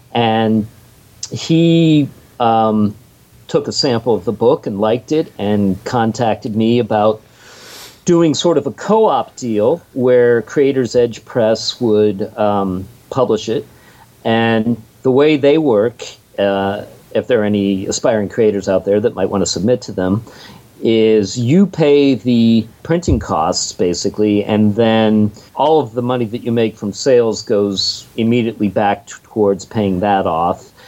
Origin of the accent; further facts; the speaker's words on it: Pittsburgh, Pennsylvania, United States; I come from Pittsburgh